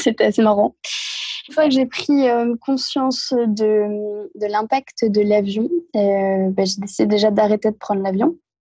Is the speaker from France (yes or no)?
yes; Normandy, France; je suis originaire de, bah, de Normandie